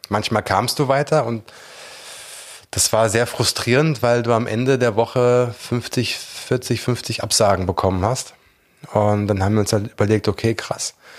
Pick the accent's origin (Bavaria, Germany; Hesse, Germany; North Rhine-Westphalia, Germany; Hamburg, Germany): Hesse, Germany; Langgöns; moved away as an adult; also born or lived in London; weg aus dem Dorf, wo ich aufgewachsen bin. Ähm, also nichts gegen mein Heimatdorf, Langgöns represent